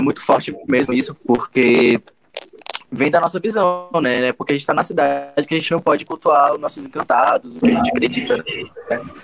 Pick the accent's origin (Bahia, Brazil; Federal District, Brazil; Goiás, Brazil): Federal District, Brazil; Brasília; eu nasci em Brasília, dentro do santuário, né, na comunidade do Santuário Sagrados Pajés